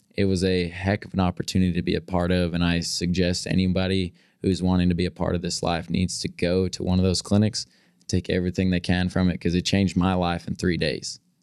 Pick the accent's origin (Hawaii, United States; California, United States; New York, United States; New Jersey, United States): California, United States; moved away as an adult; growing up in California.